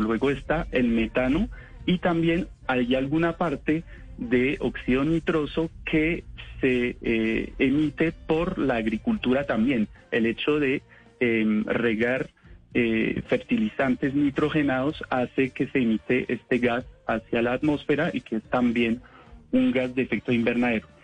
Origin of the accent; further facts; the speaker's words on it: France; accent: French; Spanish is a second language; now in Colombia; soy francés